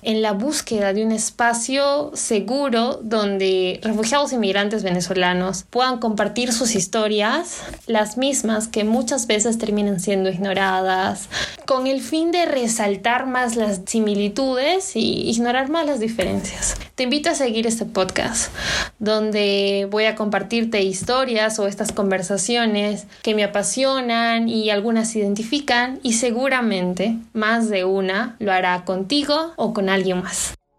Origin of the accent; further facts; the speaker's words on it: Peru; vernos a nosotros como peruanos en el exterior o peruanos aquí dentro del país